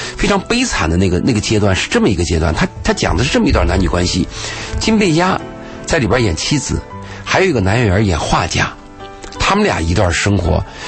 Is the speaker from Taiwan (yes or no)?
no; Gansu, China; moved away; 我有一年去甘肃，去我老家